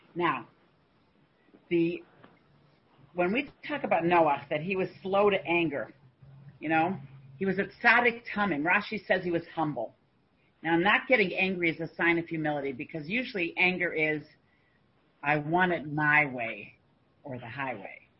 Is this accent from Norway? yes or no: no; Canada; I'm a Canadian